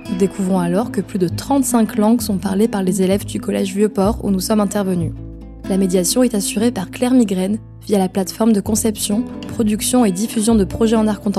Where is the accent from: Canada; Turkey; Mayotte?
Mayotte; born there; je suis née à Mayotte.